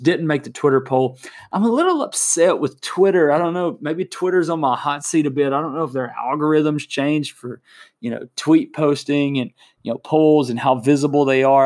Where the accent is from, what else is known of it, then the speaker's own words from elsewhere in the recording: Lexington, United States; my hometown, my alma mater, my Lexington Bears